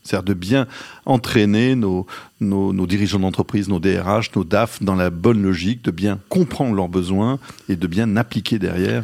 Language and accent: French; Lyon, Auvergne-Rhône-Alpes, France; moved away as an adult; also born or lived in Paris; Je suis un Lyonnais, effectivement, on l'a dit tout à l'heure, d'origine. J'en ai profité pour rentrer à Lyon.